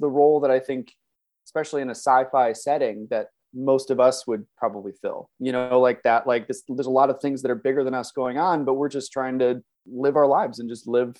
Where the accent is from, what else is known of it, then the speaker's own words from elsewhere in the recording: Chicago, Illinois, United States; I'm a voice actor. I am from Chicago, Illinois, the suburbs of Chicago. I've lived all over the U.S.